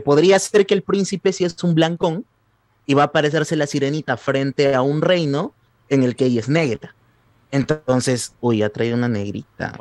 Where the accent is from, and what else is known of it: Peru